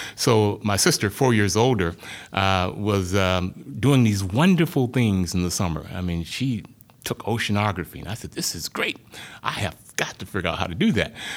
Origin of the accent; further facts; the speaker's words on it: rural Arkansas, United States; moved away; I grew up in, uh, rural Arkansas, um, small town about a hundred miles southwest of Little Rock, thirty miles north of the Louisiana border